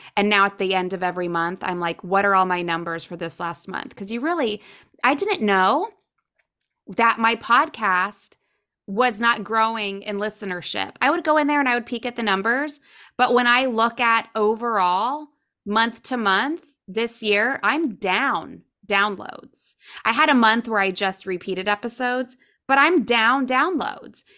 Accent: Ohio, United States; now in South Florida, United States; I grew up in Ohio, so never really spoke Spanish.

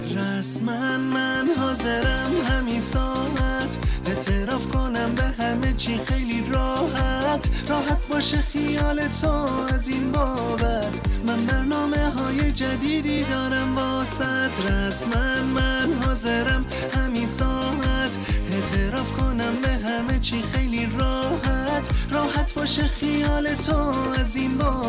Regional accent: Iran

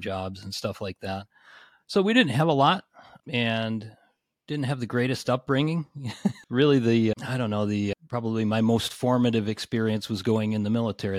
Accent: suburb of Cleveland, Northeast Ohio, United States; I grew up in Northeast Ohio, in a suburb of Cleveland, so a little bit west of Cleveland.

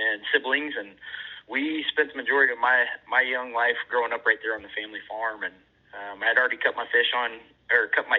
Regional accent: northeast Missouri, United States; I grew up in Missouri for the most part, really in the northeast corner of Missouri, on a family

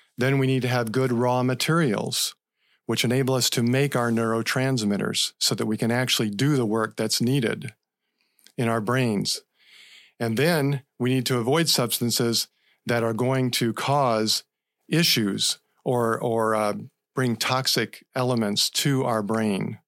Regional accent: Central Florida, United States; I grew up in Central Florida

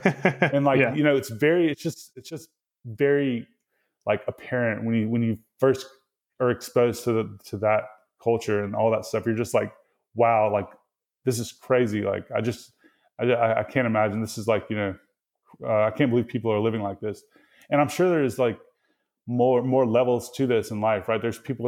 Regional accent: Mississippi, United States; accent: Mississippi; You know, I would like try to hide my Mississippi accent, which is kind of actually like pretty much happened, you know, over time because of those experiences.

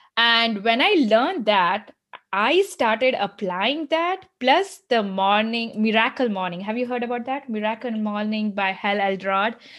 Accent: India; moved away as an adult; also born or lived in United States; now in Michigan, United States; growing up in India

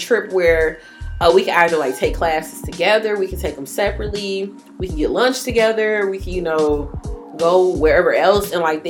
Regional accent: Jamaica; And, I'm a Jamaican. I do, like, everything.

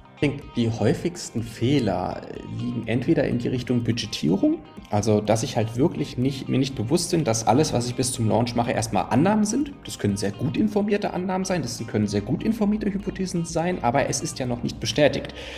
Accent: Konstanz, Baden-Württemberg, Germany; moved away as an adult; also born or lived in Potsdam; now in Berlin, Germany; ich komme ursprünglich von Konstanz am Bodensee, aber da hat es mich dann vor zehn Jahren äh, nach Norddeutschland sozusagen gezogen

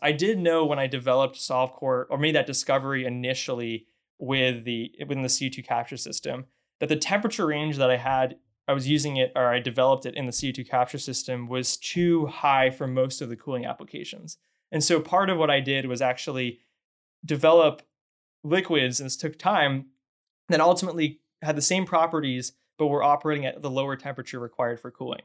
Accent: Northeast, United States; moved away as an adult; now in Houston, United States; I grew up in the Northeast, so I, I'm not from Texas or Houston

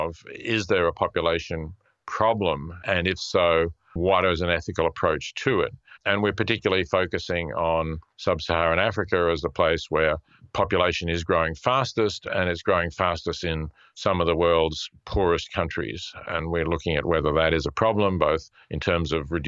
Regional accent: Australia; also born or lived in Princeton / Melbourne; I go back to Australia, where I'm originally from and where my children and grandchildren are

